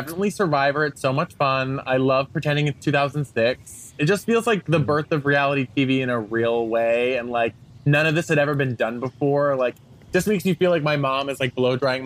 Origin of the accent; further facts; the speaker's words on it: Rhode Island, United States; moved away as an adult; also born or lived in New York City; I'm from Rhode Island